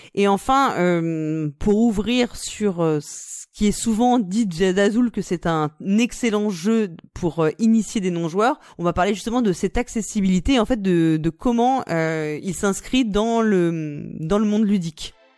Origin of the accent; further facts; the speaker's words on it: France; on est français